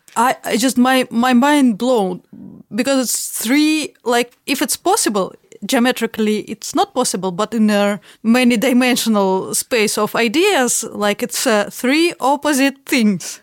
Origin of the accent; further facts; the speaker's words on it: Saint Petersburg, Russia; English is a second language; moved away; I'm from Saint Petersburg